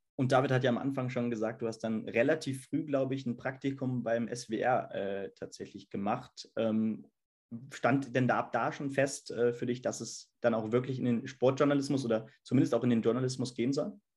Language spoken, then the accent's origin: German; Hesse, Germany; als Hesse dann mit selber vielleicht so ein bisschen Akzent